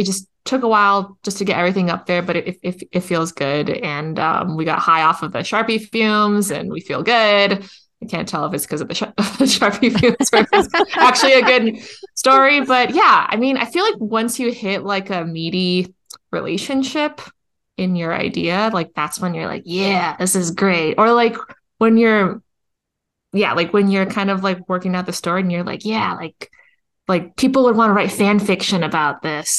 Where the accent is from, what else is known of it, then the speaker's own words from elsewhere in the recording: Canada; A. I'm just going to end all my sentences